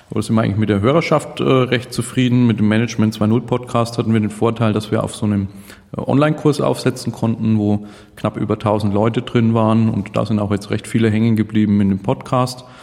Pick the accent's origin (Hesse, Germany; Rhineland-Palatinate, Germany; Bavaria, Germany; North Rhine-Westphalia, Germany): Bavaria, Germany; Nuremberg; Äh, ich komme aus Nürnberg, im schönen Frankenland.